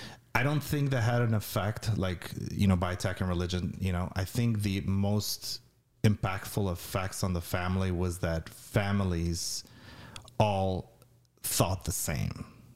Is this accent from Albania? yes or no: yes; Albania; To me, it was. Although I had grown with, you know, was brought up with no particular religious upbringing, it was.